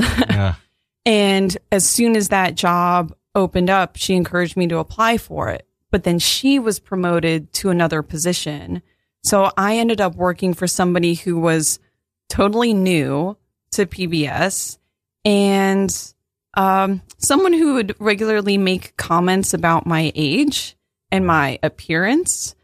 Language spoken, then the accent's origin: English; Virginia, United States; I'm from Virginia